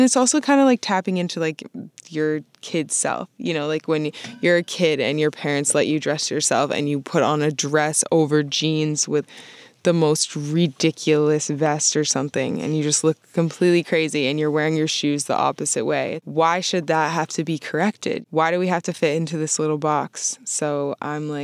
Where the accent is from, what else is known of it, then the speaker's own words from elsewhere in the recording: Vermont, United States; moved away as an adult; also born or lived in Boston; I grew up in Vermont and I was raised by like my white side of my family